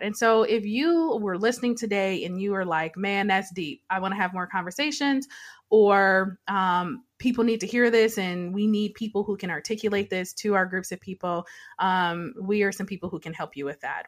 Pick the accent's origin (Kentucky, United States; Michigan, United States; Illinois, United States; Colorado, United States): Michigan, United States; Detroit; when I was a child, so I grew up in Detroit